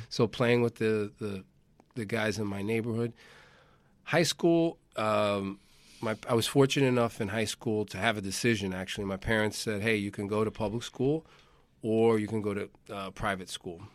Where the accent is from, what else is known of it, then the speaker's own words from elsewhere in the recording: New York, United States; I'm a born and bred, uh, New Yorker.